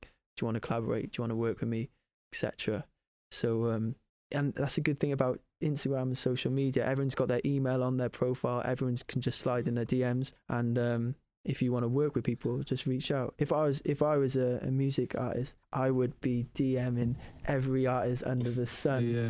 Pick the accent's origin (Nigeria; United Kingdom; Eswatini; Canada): United Kingdom; Cardiff, Wales; it's my hometown